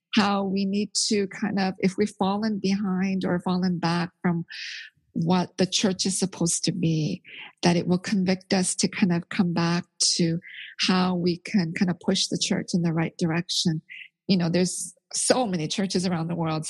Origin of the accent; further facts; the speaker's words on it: Canada; moved away as an adult; also born or lived in Korea; now in United States; I was born in Korea, but I grew up in Canada. And then now I'm living in the States